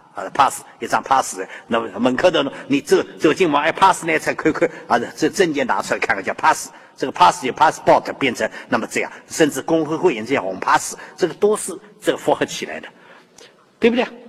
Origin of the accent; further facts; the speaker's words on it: Shanghai, China; 我们上海人以前看的绍兴戏，越级的